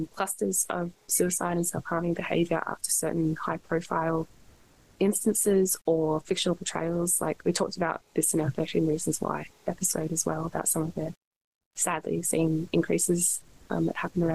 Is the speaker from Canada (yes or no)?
no; Australia; being Australian